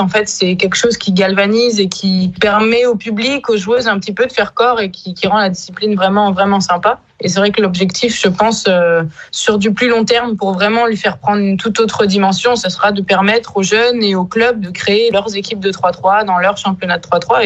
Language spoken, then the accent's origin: French; Bayonne, Nouvelle-Aquitaine, France; moved away as an adult; also born or lived in Paris / Mont-de-Marsan / Lille / Brittany; now in Landerneau, France; je suis originaire de Paris, mais je me considère quand même plus euh, basque de naissance. Je suis arrivée très très tôt dans le Pays basque.